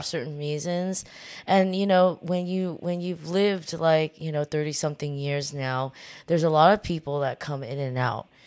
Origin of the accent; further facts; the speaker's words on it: Orange County, Southern California, United States; moved away as an adult; now in New York, United States; I w, w, was born and raised in Southern California